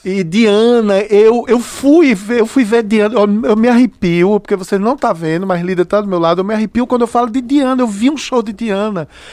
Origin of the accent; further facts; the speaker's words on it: Juazeiro, Bahia, Brazil; also born or lived in Recife / Minas Gerais; now in Juazeiro, Brazil; Na minha adolescência em Juazeiro